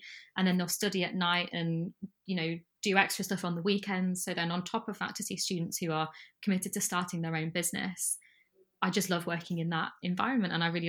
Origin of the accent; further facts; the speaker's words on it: Sheffield, Yorkshire and the Humber, United Kingdom; accent: northern; now in London, United Kingdom; No, it comes back out when I go home. If I talk to my family members, my northern accent comes right back out. But I've been surrounded by Londoners for too long.